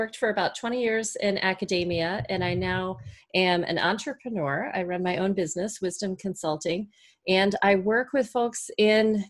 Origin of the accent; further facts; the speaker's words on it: Florida, United States; I was born in Florida in the US